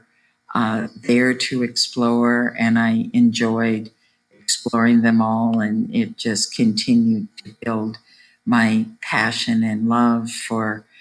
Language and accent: English; Chicago, Illinois, United States; I grew up in Chicago